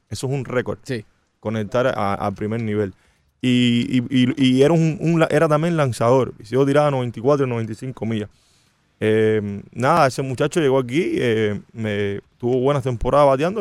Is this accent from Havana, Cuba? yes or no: no; Santa Clara, Villa Clara, Cuba; now in Miami, United States; de la ciudad donde yo nací, de Santa Clara